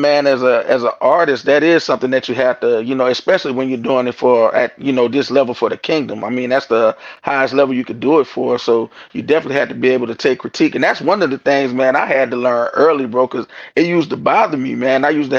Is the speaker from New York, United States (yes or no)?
yes; New York, United States; So okay, so we're from New York, man.